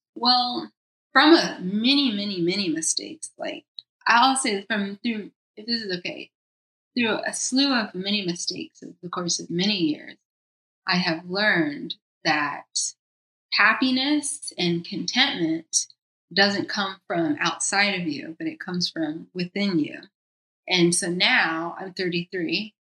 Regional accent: United States; also born or lived in New York / Costa Rica; now in Los Angeles, United States; I'm American.

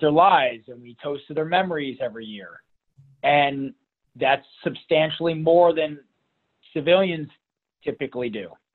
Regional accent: Toledo, Ohio, United States; We grew up in Toledo, Ohio, so Northwest Ohio.

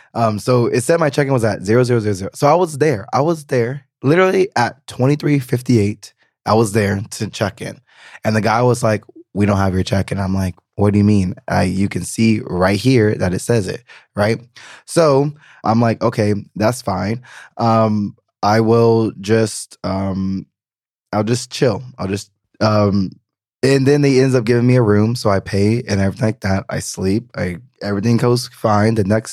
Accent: the South, United States; I am coming from the South, which is very Southern hospitality. We help, we look out for strangers.

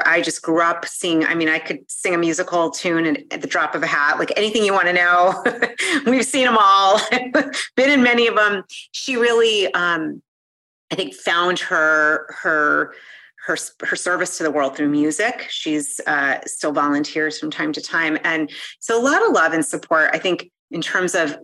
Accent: Newton, Massachusetts, United States; I grew up in Boston, right outside of literally to like right next to the area with Harvard

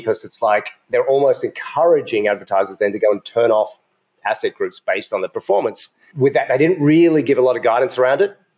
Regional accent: Australia; also born or lived in United States; now in Ecuador; I'm from Australia, but for 12 years, I lived in the USA.

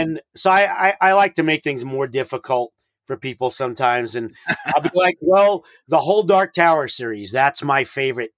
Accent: New York City, New York, United States; I'm from New York City

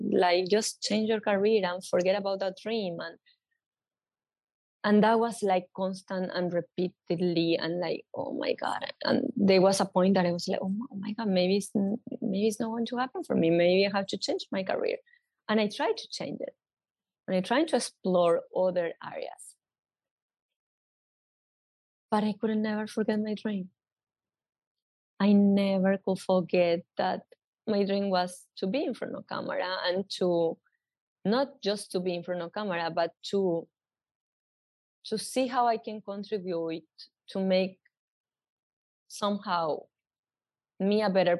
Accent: New York, United States; I come from New York.

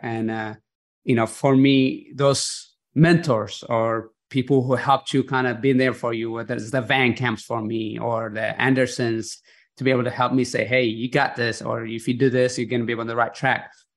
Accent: Eritrea; growing up in Eritrea where I was born

